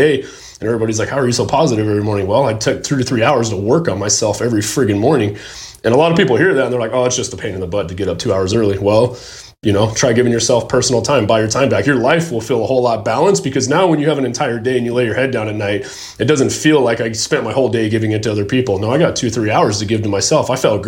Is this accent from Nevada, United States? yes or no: yes; Las Vegas, Nevada, United States; So when I grew up, we grew up in Vegas. That's where I was born and raised